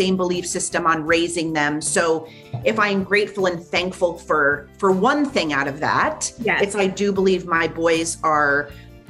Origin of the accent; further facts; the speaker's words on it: New York, United States; moved away as an adult; also born or lived in New Jersey; now in North Carolina, United States; born and raised in New York, worked there.